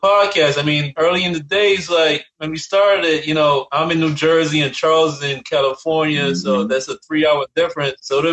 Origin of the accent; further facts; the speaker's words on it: Barbados; moved away; was born and raised in Barbados